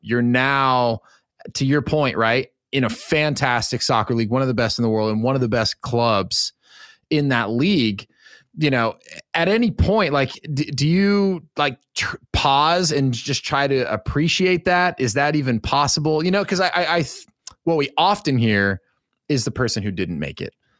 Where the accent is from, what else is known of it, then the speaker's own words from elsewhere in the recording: Pacific Northwest, United States; I grew up in the Pacific Northwest